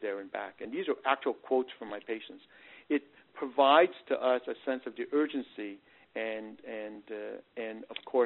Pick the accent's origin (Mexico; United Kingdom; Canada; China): Canada; also born or lived in Northeast United States; now in Texas, United States; I come from the Northeast and I'm originally Canadian